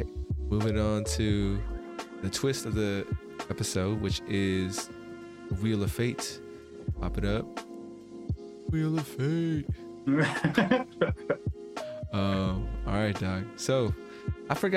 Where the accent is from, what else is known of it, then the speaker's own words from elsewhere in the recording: California, United States; we're both from California, living in multicultural areas